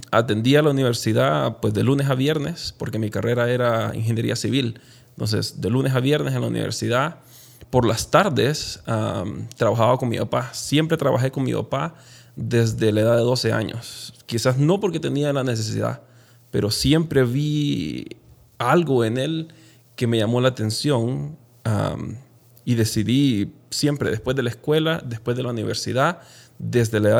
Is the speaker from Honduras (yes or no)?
yes; Honduras; moved away as an adult; also born or lived in Guatemala; now in Utah, United States; dejar mi carrera universitaria en Honduras y empezar todo de nuevo acá